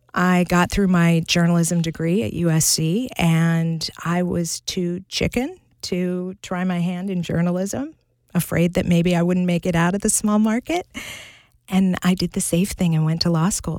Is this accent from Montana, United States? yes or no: yes; Butte, Montana, United States; I grew up in the thriving metropolis of Butte, Montana.